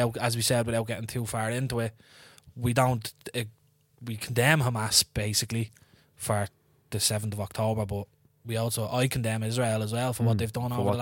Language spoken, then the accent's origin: English; Ireland; As Irish men, living in Ireland our whole lives and our history